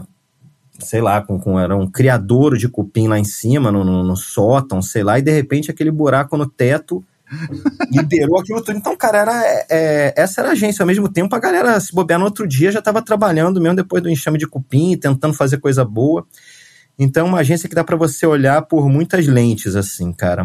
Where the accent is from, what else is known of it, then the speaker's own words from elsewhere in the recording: Rio de Janeiro, Brazil; moved away as an adult; also born or lived in São Paulo / Portugal; eu sou carioca